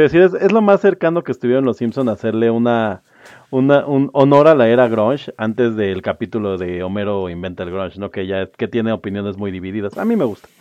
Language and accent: Spanish; Mexico; yo creo que a nosotros como, como latinoamericanos y como mexicanos